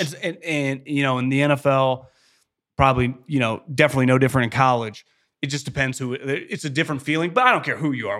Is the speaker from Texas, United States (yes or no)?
no; Davis, California, United States; also born or lived in Fresno / Philadelphia; born and raised in Davis, went to Cal Poly, two years of Fresno, off to Philadelphia